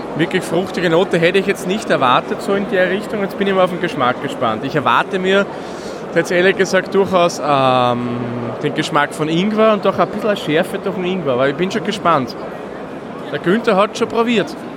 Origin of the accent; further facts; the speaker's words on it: Waldviertel, Lower Austria, Austria; gebürtiger Waldviertler bin ich